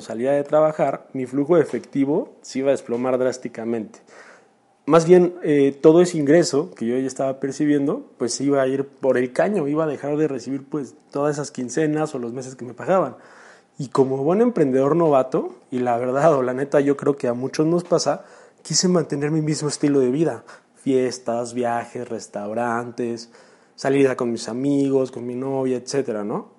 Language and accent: Spanish; Chalco, State of Mexico, Mexico; Yo soy de Chalco, Estado de México, un municipio a unos 40 minutos de la Ciudad de México